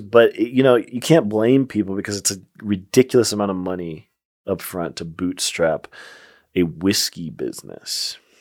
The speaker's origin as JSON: {"language": "English", "region": "Colorado", "country": "United States", "said": "my home state in Colorado"}